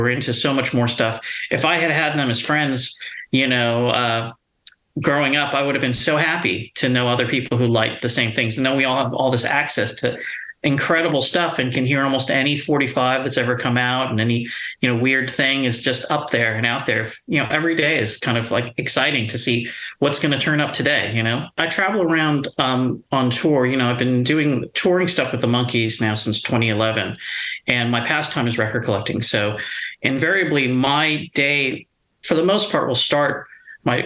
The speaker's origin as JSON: {"language": "English", "town": "Los Angeles", "region": "California", "country": "United States", "tie": "born or raised there", "said": "growing up in Los Angeles and being born in Los Angeles"}